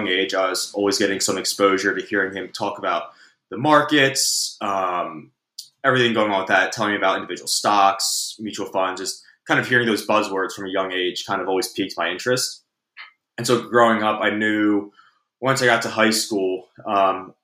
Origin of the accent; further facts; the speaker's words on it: Wilmington, Delaware, United States; I'm from Wilmington, Delaware.